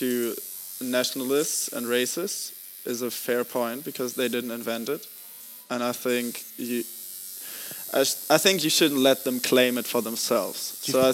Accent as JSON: {"language": "English", "country": "Germany", "said": "But I'm from Germany"}